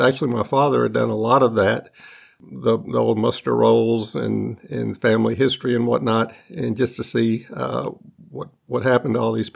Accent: North Alabama, United States; I grew up in North Alabama.

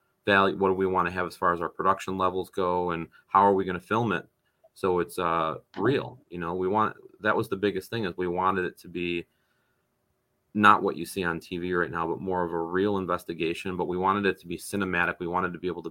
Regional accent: North Tonawanda, New York, United States; North Tonawanda, New York, my hometown.

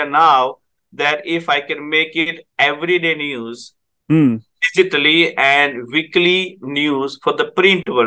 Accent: India; English is a second language; moved away as an adult; now in Guelph, Canada

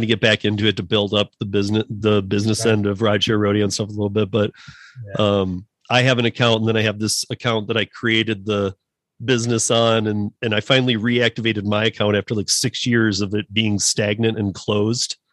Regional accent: Michigan, United States; moved away as an adult; also born or lived in Miami, Florida; now in Colorado, United States; a guy like me from Michigan

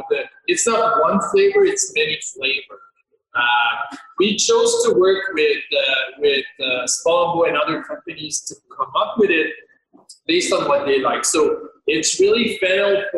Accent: Quebec City, Quebec, Canada; moved away as an adult; now in Calgary, Canada; Quebec City being on the St. Lawrence River, so that's where I'm from

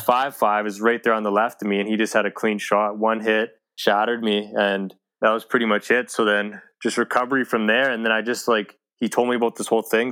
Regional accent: Edmonton, Alberta, Canada; born and raised Edmonton, Alberta

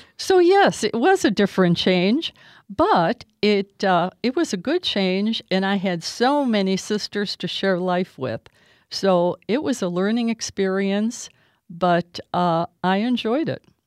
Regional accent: Toledo, Ohio, United States; I am from Toledo, Ohio

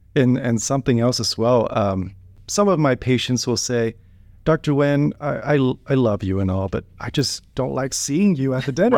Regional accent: Wichita, Kansas, United States; I grew up in Wichita, Kansas

